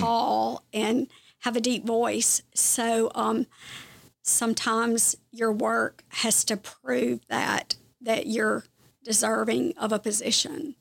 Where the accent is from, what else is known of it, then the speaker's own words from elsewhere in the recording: Kosciusko, Mississippi, United States; moved away as an adult; also born or lived in South Carolina; now in Clemson, United States; I am from Kosciuszko